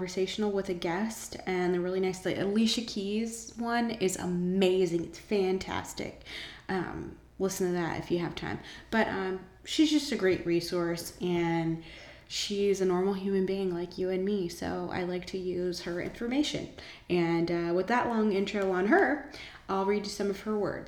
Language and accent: English; Monterey, California, United States; We grew up together in Monterey